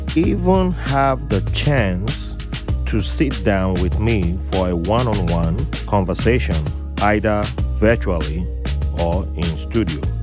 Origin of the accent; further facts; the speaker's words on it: South South Nigeria, Nigeria; my part of Nigeria, the South Southern